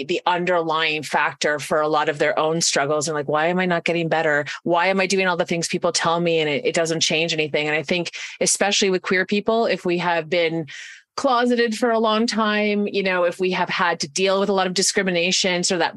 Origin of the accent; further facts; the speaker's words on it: Canada; I'm from Canada. I do a lot of my work in Canada.